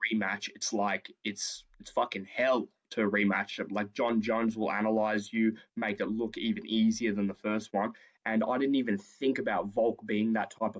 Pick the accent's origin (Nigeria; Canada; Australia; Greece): Australia; we're Australian